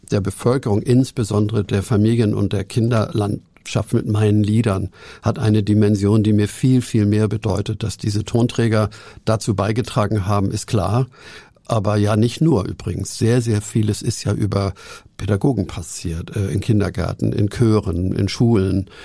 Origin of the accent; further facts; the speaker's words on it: Hamburg, Germany; ich bin ja auch ein Hamburger.